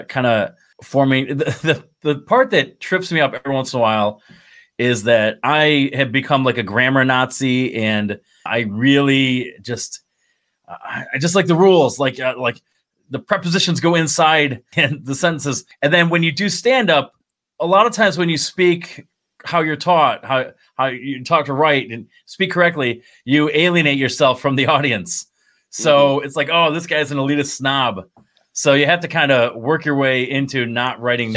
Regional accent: Binghamton, New York, United States; moved away as an adult; also born or lived in Mansfield, Pennsylvania / Lock Haven, Pennsylvania / Essex, Maryland / Annapolis, Maryland; I'm from Binghamton, New York, where I live now

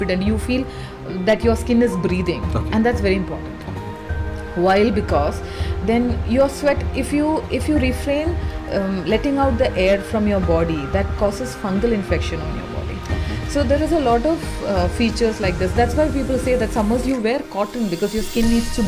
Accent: Kozhikode, Kerala, India; moved away as an adult; I am born and brought up in Kerala

